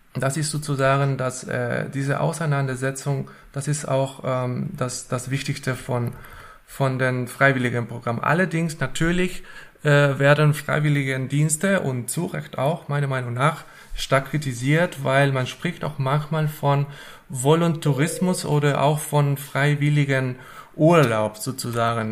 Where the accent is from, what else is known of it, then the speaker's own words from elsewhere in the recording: Argentina; German is a second language; moved away as an adult; also born or lived in Hannover, Germany / Marburg, Germany; now in Wuppertal, Germany; ich bin nicht in Deutschland geboren und aufgewachsen. Ich komme ursprünglich aus Argentinien und wohne seit ähm, acht Jahren schon äh, in Deutschland.